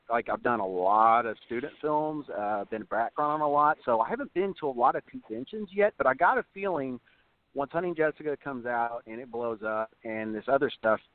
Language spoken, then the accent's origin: English; Southern Indiana, United States; moved away as an adult; now in Oklahoma, United States; growing up in Southern Indiana, I didn't really have much options. And so when I moved to Oklahoma back in 2015